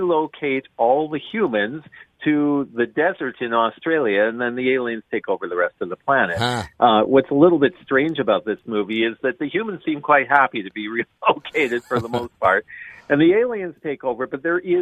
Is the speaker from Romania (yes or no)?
no; Western Canada, Canada; I'm from Western Canada